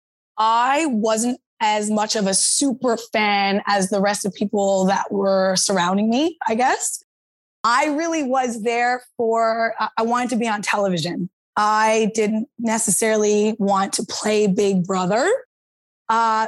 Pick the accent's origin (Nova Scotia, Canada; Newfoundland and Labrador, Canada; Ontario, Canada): Newfoundland and Labrador, Canada; St. John's; Born and raised in St. John's, Newfoundland